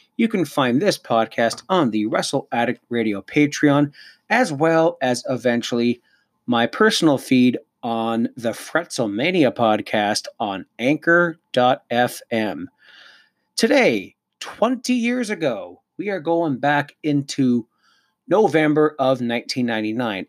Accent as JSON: {"language": "English", "town": "Cannington", "region": "Ontario", "country": "Canada", "tie": "born or raised there", "also_born_or_lived": "Lindsay, Ontario", "moved": "yes", "said": "I was back home in my old stomping grounds in Cannington, Ontario. I was born in Lindsay."}